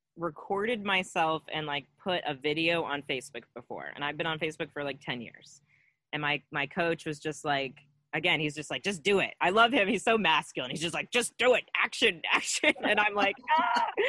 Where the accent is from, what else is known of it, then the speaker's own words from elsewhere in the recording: Cincinnati, Ohio, United States; I'm from Cincinnati originally, from here.